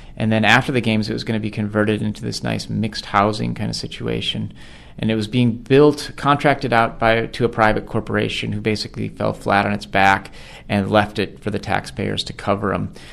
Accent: Oregon, United States; transsexual man from my home state of Bend, Oregon

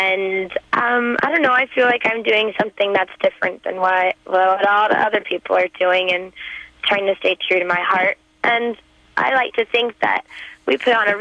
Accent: Nashville, Tennessee, United States; I'm from Nashville, Tennessee

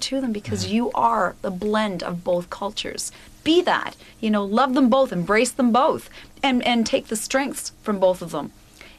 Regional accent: Ontario, Canada; also born or lived in Cuba; Because I was born in Cuba, my whole family is from Cuba, mm-hmm. but I've been brought up in Canada.

